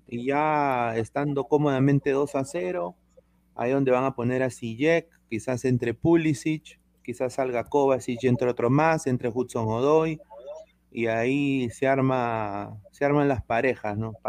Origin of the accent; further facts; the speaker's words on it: Peru; yo, yo soy peruano